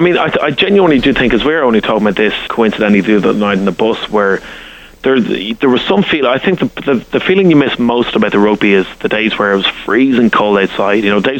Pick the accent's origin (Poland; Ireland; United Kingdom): Ireland; accent: Irish; as an Irishman, only a few years ago, I'd never been to the States